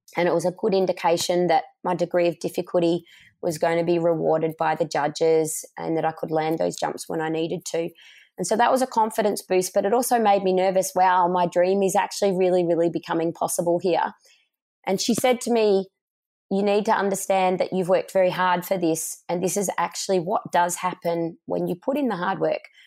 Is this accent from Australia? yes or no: yes; Australia; growing up in Australia where sport was a really big part of our lifestyle